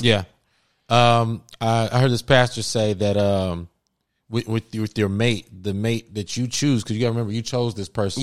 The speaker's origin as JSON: {"language": "English", "town": "Cincinnati", "region": "Ohio", "country": "United States", "moved": "as an adult", "lives_now": "Los Angeles, United States", "said": "I'm from Cincinnati, Ohio. I moved to uh, L.A. Shoot, that was ten years ago"}